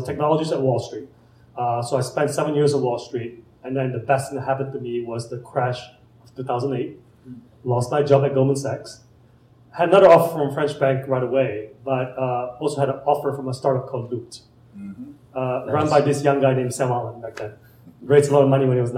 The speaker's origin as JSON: {"language": "English", "country": "Malaysia", "also_born_or_lived": "San Francisco", "moved": "as an adult", "lives_now": "Indianapolis, United States", "said": "I'm an immigrant from Malaysia. I came here with two suitcases"}